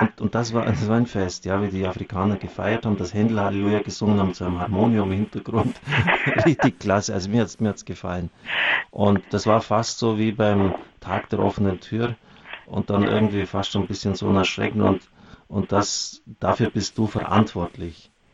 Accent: Germany; gerade wir als Deutsche

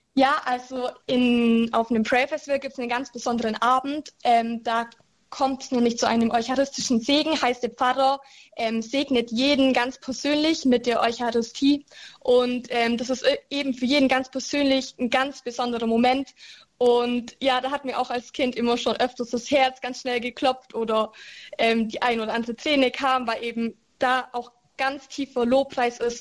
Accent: Germany; bei uns in Deutschland

